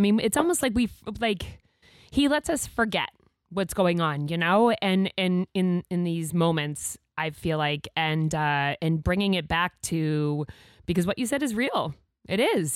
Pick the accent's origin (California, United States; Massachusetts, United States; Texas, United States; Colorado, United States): Massachusetts, United States; now in Maine, United States; I'm a transplant myself. I'm from Mass